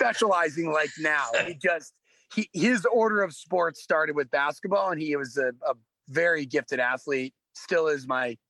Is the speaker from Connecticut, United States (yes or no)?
yes; Weston, Connecticut, United States; I grew up in Fairfield County, Connecticut, and I grew up in a small town called Weston, which back then had 8,000 people. Now I think it's at a booming 10,000. And it's an affluent, predominantly white community.